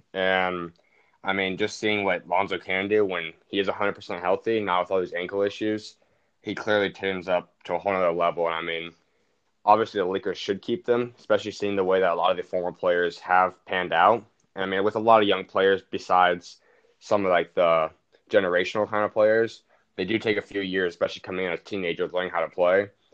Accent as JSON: {"language": "English", "town": "Phoenix", "region": "Arizona", "country": "United States", "said": "I'm from Phoenix."}